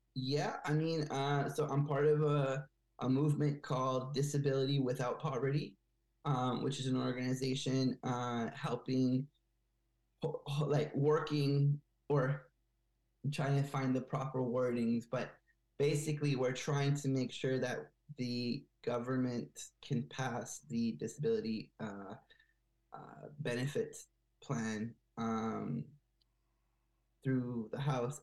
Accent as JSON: {"language": "English", "town": "Bethesda", "region": "Maryland", "country": "United States", "tie": "born or raised there", "also_born_or_lived": "Montreal, Canada", "moved": "as an adult", "lives_now": "Quebec, Canada", "said": "I grew up in Bethesda, Maryland, just outside of Washington D.C., and so uh, I did most of my uh, elementary and middle school and high school in the U.S."}